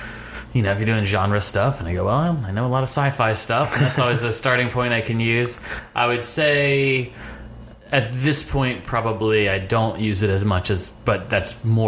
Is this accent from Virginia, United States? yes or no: yes; Fairfax, Virginia, United States; I would say I mostly grew up in Fairfax, Virginia, right outside Washington, D.C. Moved around a bit growing up.